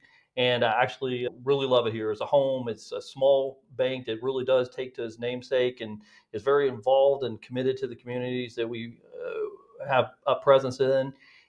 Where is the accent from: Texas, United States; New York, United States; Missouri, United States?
Texas, United States; also born or lived in California; So originally, I was born in California. My father was military and spent most of my childhood growing up in Texas, West Texas, or Dallas, and spent a lot of summers out in West Texas.